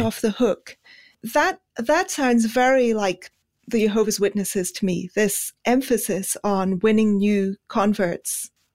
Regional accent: Pakistan; moved away; also born or lived in India; I grew up in Pakistan.

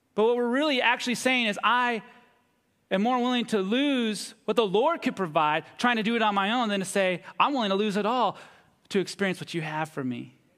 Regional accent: United States; my growing up here as an American

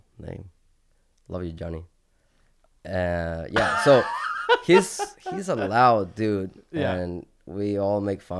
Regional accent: Chile; moved away; Like I am from Chile

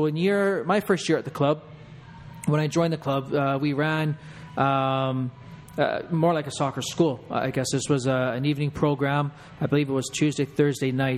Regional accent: Canada; I am Canadian

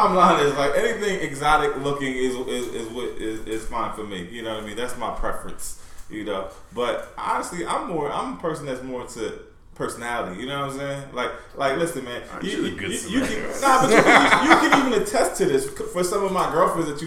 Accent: Kansas, United States; I grew up in Kansas

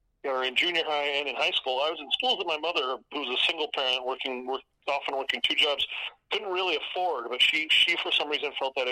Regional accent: Orange County, California, United States; No, I'm from Orange County.

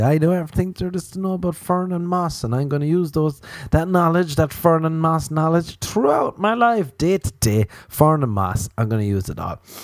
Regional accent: Ireland; growing up in Ireland

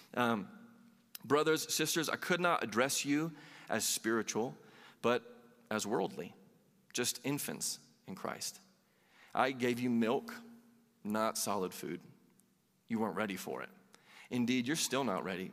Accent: Southeast, United States; I grew up in the Southeast

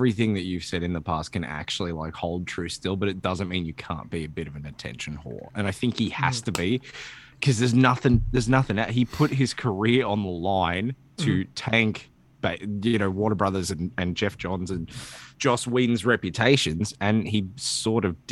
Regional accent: Australia; I'm Australian

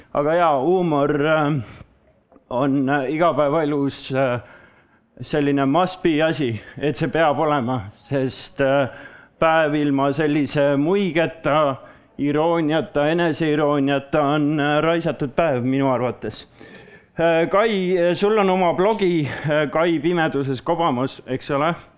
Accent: Saare County, Estonia; now in Paide, Estonia; olen pärit Saaremaalt ja elu on toonud mind siis äh, Paidesse nüüd tänasel päeval

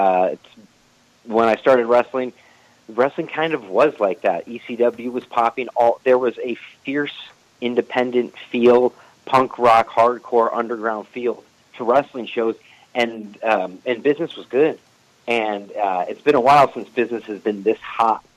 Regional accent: St. Louis, Missouri, United States; I have friends that I grew up with in St. Louis

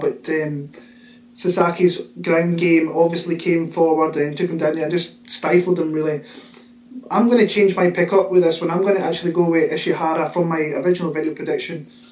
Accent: Scotland, United Kingdom; my hometown from my home country, Scotland

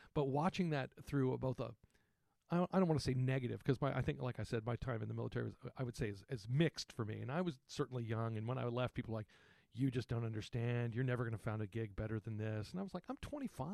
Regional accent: San Antonio, Texas, United States; I grew up in Texas

